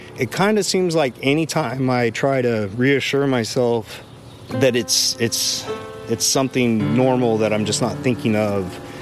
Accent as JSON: {"language": "English", "area": "just south of New Braunfels", "region": "Texas", "country": "United States", "tie": "born or raised there", "also_born_or_lived": "Austin, Texas", "said": "I grew up just south of here"}